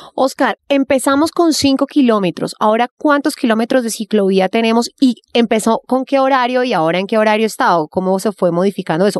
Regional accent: Bogotá, Colombia; cachaca de pura cepa

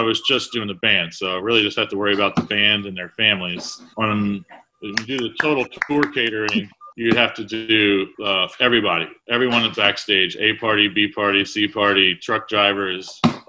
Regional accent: Kilmarnock, Virginia, United States; now in Richmond, United States; I grew up in Kilmarnock, Virginia, or Northern Neck, which is about an hour and a half east of here on the bay. Little town.

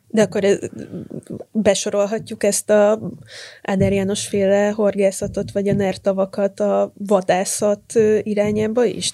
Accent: Vác, Pest, Hungary; Én Bácon nőttem fel, és elég gyakran jártunk a Dunára.

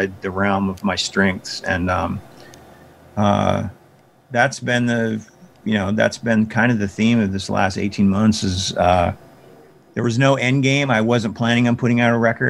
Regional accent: Big Sandy, Montana, United States; I decided to build a skate park in Big Sandy. That was kind of a big deal because it was my hometown

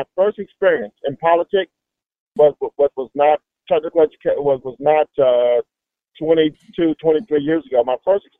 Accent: Savannah, Georgia, United States; a young person growing up in Savannah, there was not a better city I could have grown up in. It's a beautiful place. Lived on the east side of Savannah. Grew up on Henry Street.

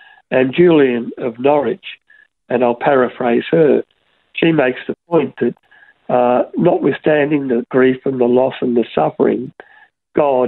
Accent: Broadmeadows, Victoria, Australia; When I was a young boy growing up in Broadmeadows

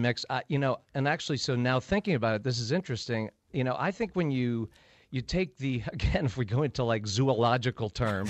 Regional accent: Connecticut, United States; I'm from Connecticut. How you doing?

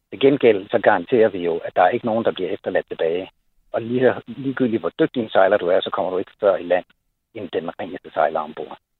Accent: Holbæk, Zealand, Denmark; Holbæk Fjord, hvor jeg kommer fra

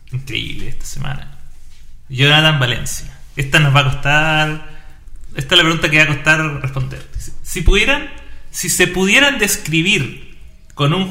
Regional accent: Viña del Mar, Valparaíso, Chile; Soy de Viña.

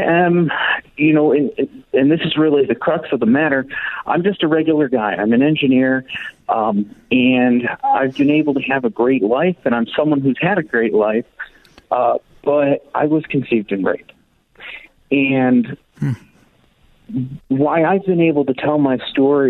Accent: West Coast, United States; I was born out on the West Coast in 1991

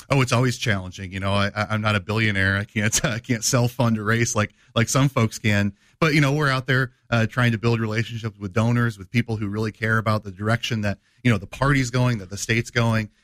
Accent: Dixon, Illinois, United States; born and raised in, uh, Dixon, Illinois.

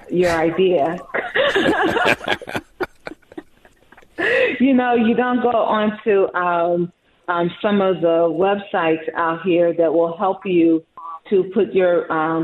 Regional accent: Chicago, Illinois, United States; I'm from Chicago

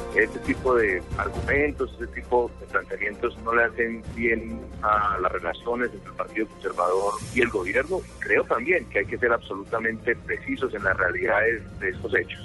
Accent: Colombia; aquí en Colombia, somos colombianos

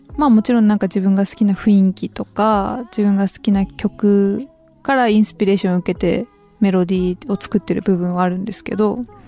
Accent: Chigasaki, Kanagawa, Japan; 茅ヶ崎出身なので、海のそばで本当にちっちゃい時から育ったんですけど

